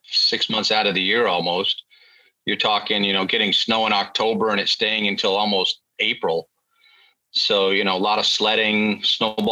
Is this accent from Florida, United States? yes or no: no; Vermont, United States; moved away as an adult; now in San Antonio, United States; I was born and raised in Vermont.